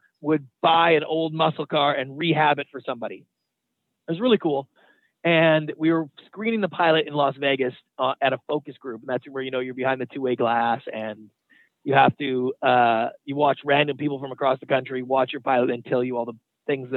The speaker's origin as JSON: {"language": "English", "country": "Canada", "tie": "born or raised there", "moved": "as an adult", "lives_now": "United States", "said": "I was born and raised in Canada. I moved down to the United States about 20 years ago."}